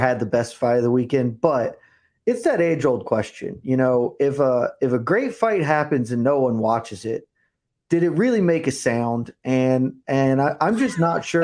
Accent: Savannah, Georgia, United States; I am from Savannah, Georgia.

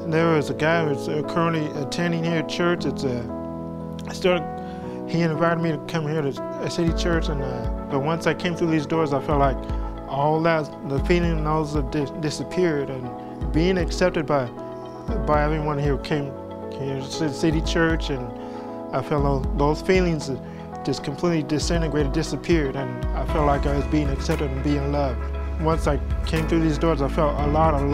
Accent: Colorado Springs, Colorado, United States; also born or lived in Chanute, Kansas; now in San Antonio, United States; Originally, I'm from Colorado Springs, Colorado. Moved to Chanute, Kansas with my adopted parents. And then from there, we moved here to San Antonio.

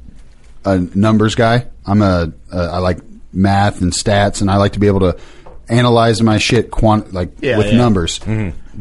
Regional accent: Springfield, Illinois, United States; Springfield, Illinois.

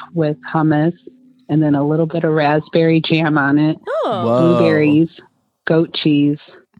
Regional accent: Detroit, Michigan, United States; now in St. Louis, United States; I was also born and raised in Detroit.

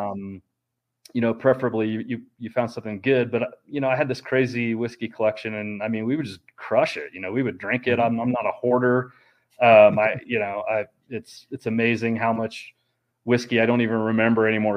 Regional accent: Kansas City, United States; moved away; I'm from Kansas City

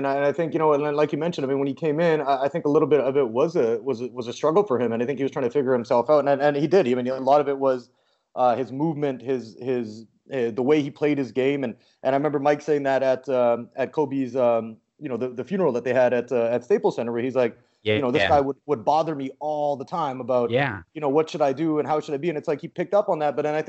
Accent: Canada; I mean, I grew up in Canada, so I mean, you know, we didn't have access like that.

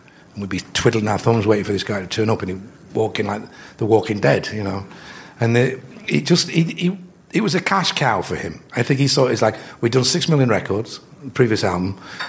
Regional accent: Yorkshire and the Humber, United Kingdom; we're from Yorkshire

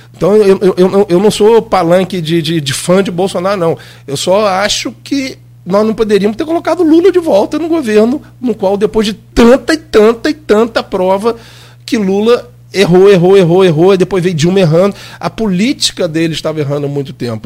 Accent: Brazil; sou brasileiro, gente. Eu moro aqui, meus três filhos moram aqui

